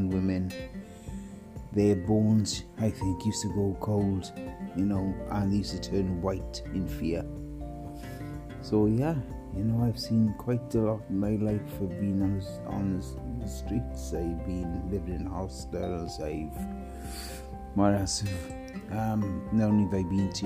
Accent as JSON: {"language": "English", "region": "Wales", "country": "United Kingdom", "said": "I'm the Welshman"}